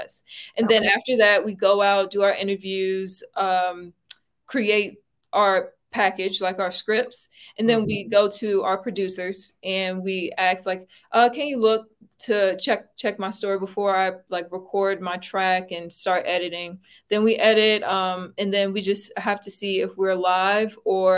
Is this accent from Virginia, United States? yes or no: yes; Brunswick County, Virginia, United States; now in Charlottesville, United States; My hometown is Brunswick County, Virginia